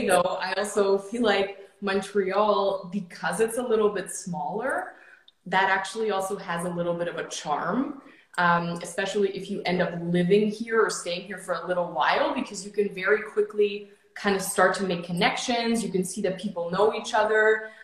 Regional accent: Germany; moved away as an adult; now in Canada; I was born and raised in Germany, and at 19 years old, which is eight years ago now

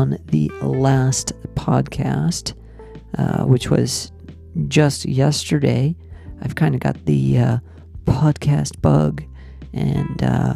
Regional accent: United States; now in Nagoya, Japan; I'm an American

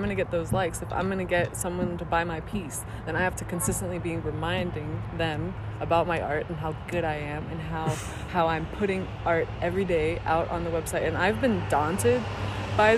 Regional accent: Southern California, United States; moved away as an adult; also born or lived in Georgia; now in Germany; I grew up in Southern, like, I was raised in Southern California

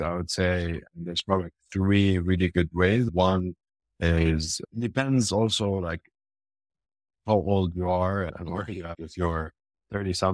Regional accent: Lebanon; moved away as an adult; now in Dubai, United Arab Emirates; I'm originally Lebanese. I'm from Lebanon.

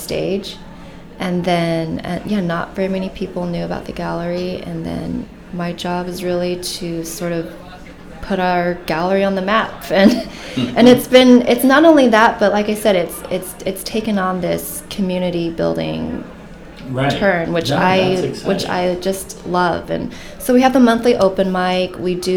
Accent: Utah, United States; I grew up in Utah

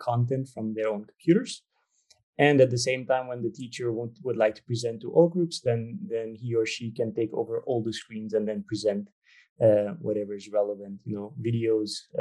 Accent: Hungary; moved away; also born or lived in Copenhagen, Denmark; I'm from Hungary originally, but I lived in Denmark, in Copenhagen for quite a while

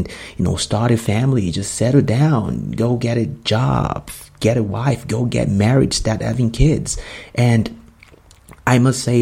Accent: Nigeria; moved away as an adult; also born or lived in United States; I grew up in Nigeria. I was born in Nigeria, moved to United States when I was 22.

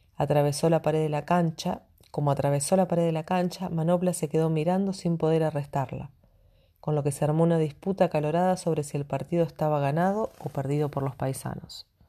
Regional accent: Argentina

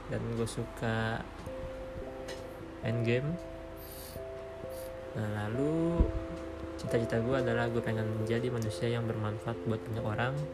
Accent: Jakarta, Indonesia; now in Depok, Indonesia; Gue lahir di Jakarta tanggal 22 Juni 1998. Ya, gua anak ketiga. Ya, cowok satu-satunya. Tapi gua sekarang tinggal di Depok.

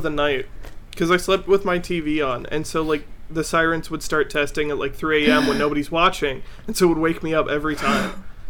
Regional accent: Midwest, United States; No, that's growing up in the Midwest.

